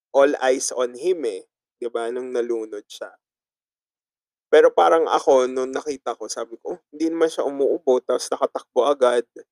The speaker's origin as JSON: {"language": "Tagalog", "area": "Ticao Island", "region": "Bicol Region", "country": "Philippines", "said": "sa probinsya namin sa Tikau Island"}